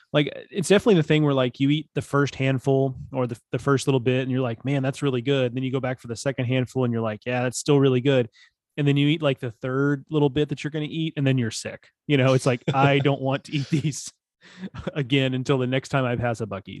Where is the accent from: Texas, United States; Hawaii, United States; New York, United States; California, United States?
Texas, United States; growing up in Texas.